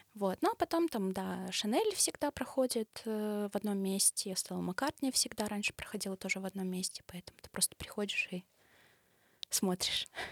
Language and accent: Russian; Belarus; я блогер из Беларуси